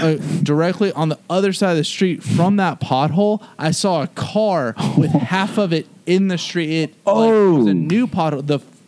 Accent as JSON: {"language": "English", "town": "Charleston", "region": "South Carolina", "country": "United States", "moved": "yes", "lives_now": "Birmingham, United States", "said": "I would tell my friends from like back home, like in Charleston, South Carolina, I was like, I'm living in Birmingham."}